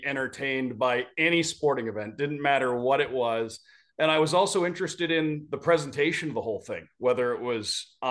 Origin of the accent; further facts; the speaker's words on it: Detroit, Michigan, United States; moved away as an adult; also born or lived in Syracuse, New York / Idaho; now in Florida, United States; growing up in Michigan, just outside Detroit, hockey was kind of in your blood